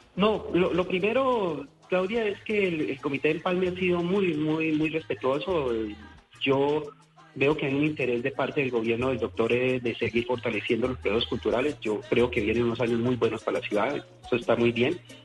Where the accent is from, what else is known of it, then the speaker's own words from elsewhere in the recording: Cali, Valle del Cauca, Colombia; todo lo que somos los caleños